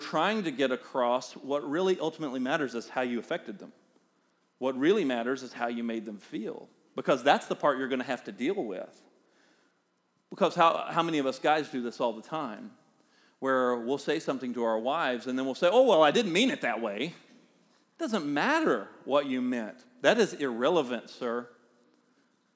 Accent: the South, United States; accent: Southern; We're both from the South, and we have accents

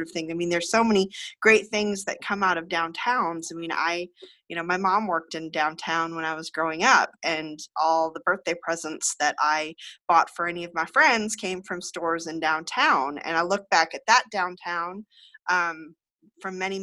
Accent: Illinois, United States; moved away as an adult; Illinois, where I'm from

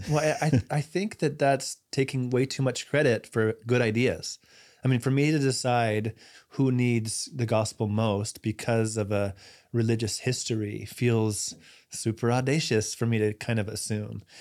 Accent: United States; as an American

